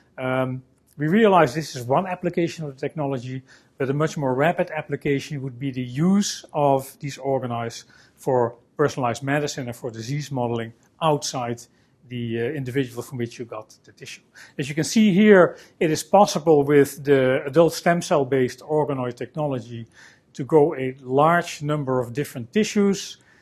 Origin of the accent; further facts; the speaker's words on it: Netherlands; I'm a scientist from the Netherlands